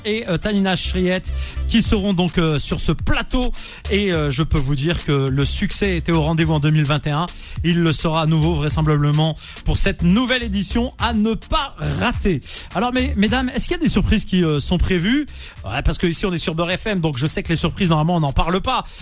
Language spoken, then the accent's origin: French; Nantes, Pays de la Loire, France; je suis nantais